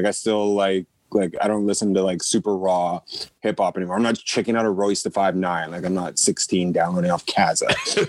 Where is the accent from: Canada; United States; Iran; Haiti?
Canada; I'm a nigga from Canada, too.